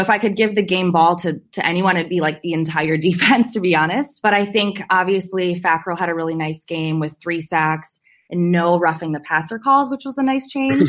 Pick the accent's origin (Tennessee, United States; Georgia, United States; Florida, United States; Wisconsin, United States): Wisconsin, United States; Appleton; now in San Francisco, United States; I live in San Francisco now, but I grew up in Appleton